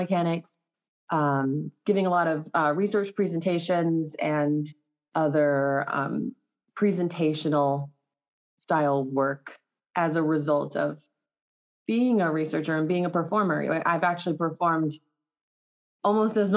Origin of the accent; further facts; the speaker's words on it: Los Alamos, New Mexico, United States; also born or lived in California; I grew up in Los Alamos, New Mexico, originally from California